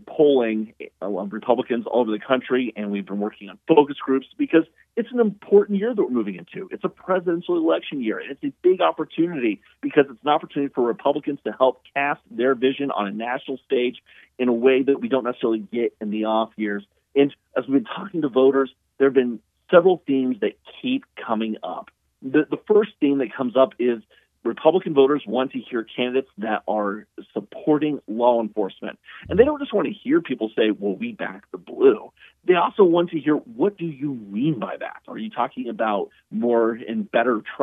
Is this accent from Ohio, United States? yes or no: yes; Ohio, United States; my home state of Ohio